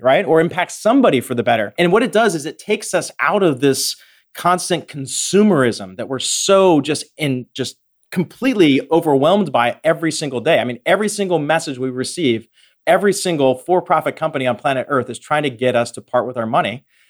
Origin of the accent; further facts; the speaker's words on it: Western Pennsylvania, United States; I grew up in Western Pennsylvania